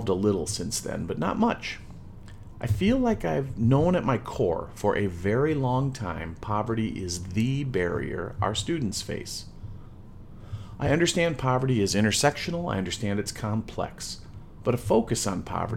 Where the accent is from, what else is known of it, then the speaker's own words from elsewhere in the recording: Midwest, United States; I'm a Midwesterner